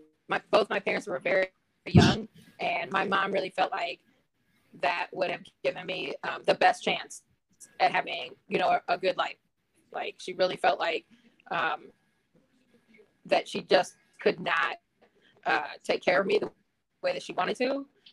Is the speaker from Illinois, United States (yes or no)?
yes; Batavia, Illinois, United States; born there; Batavia, Illinois.